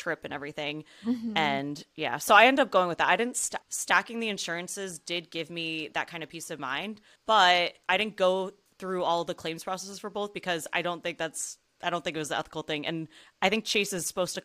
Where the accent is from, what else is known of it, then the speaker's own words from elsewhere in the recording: New Jersey, United States; I was born and raised in New Jersey.